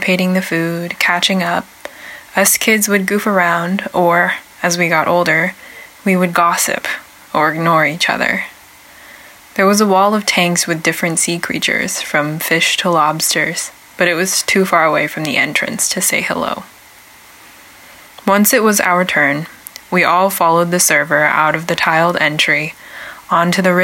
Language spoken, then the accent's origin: English; Portland, Oregon, United States; also born or lived in China; I was raised on the Siletz, Multnomah, and Clackamas tribal lands, which are also known as Portland, Oregon